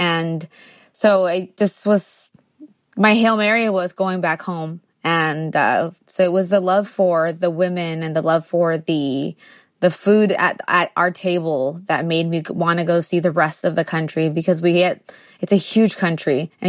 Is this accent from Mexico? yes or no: yes; Tijuana, Baja California, Mexico; also born or lived in San Diego, United States / Guadalajara, Mexico; I was born in San Diego, but we lived in Tijuana. And then when we left Tijuana in the 90s to San Diego, we still had one foot in each country.